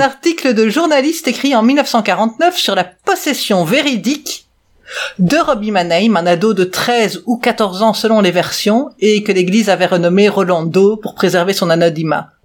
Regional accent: Belgium; je suis belge aussi

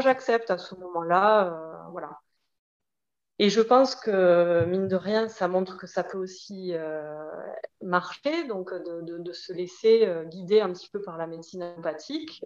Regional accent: Toulouse, Occitania, France; accent: petit accent; moved away as an adult; also born or lived in Paris region; je revenais vivre dans ma ville d'origine à Toulouse

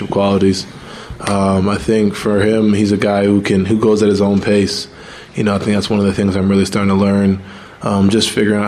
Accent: New York, United States

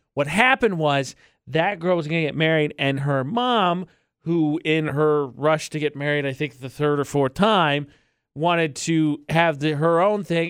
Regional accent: United States

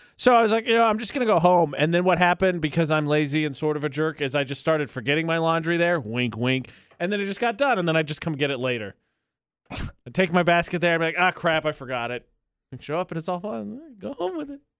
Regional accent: Midwest, United States; now in Utah, United States; I'm from the Midwest. It's flat.

